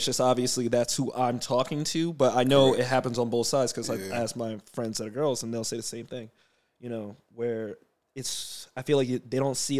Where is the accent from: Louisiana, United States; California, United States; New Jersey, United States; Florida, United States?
New Jersey, United States; moved away as an adult; also born or lived in New York City; now in Los Angeles, United States; I mean, I'm from Jersey, North Jersey. So I've worked in New York City, like spent a lot of my life in New York City.